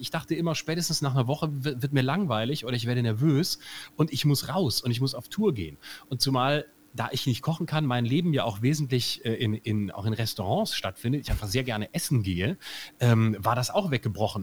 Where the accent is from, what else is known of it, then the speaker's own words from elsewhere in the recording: Lörrach, Baden-Württemberg, Germany; Erstens bin ich ja Badener